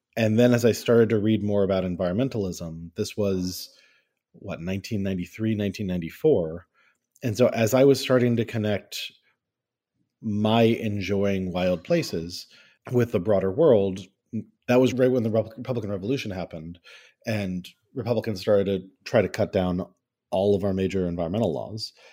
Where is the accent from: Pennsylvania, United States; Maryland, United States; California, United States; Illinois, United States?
Maryland, United States; Rockville; I grew up in Rockville, Maryland, uh, Washington, D C suburbs